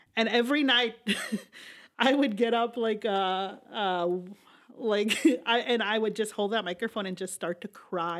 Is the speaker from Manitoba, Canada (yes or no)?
no; Saskatchewan, Canada; moved away; I grew up, uh, majority of my life on the reserve in Saskatchewan.